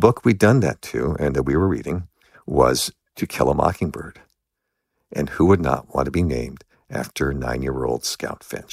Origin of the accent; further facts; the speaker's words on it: Los Angeles, California, United States; I grew up in Los Angeles.